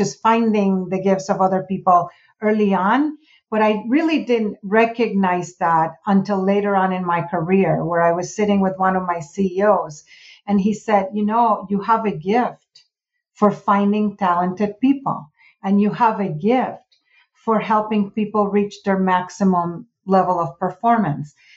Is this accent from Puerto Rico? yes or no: yes; Puerto Rico; moved away; I'm from Puerto Rico.